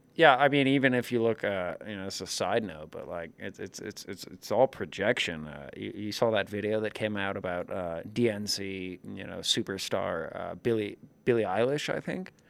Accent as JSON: {"language": "English", "region": "New York", "country": "United States", "said": "as a New Yorker myself"}